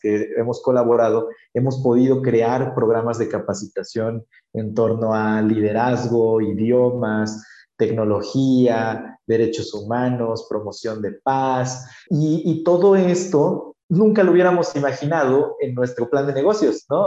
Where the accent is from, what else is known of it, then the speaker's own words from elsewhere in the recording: Oaxaca, Mexico; yo soy de Oaxaca, México